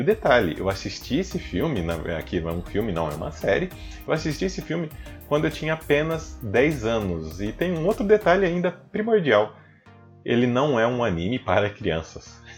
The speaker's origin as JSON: {"language": "Portuguese", "town": "Guariba", "region": "São Paulo", "country": "Brazil", "tie": "born or raised there", "said": "acabaram enviando uma galerinha japonesa lá para minha cidade natal, a megalópole Guariba. Só que não, né? Na cidade bem pequena, gente."}